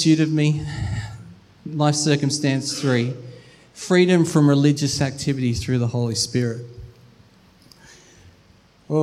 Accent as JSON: {"language": "English", "town": "Melbourne", "region": "Victoria", "country": "Australia", "tie": "born or raised there", "moved": "yes", "said": "We are from Melbourne, so we went and visited family for Christmas"}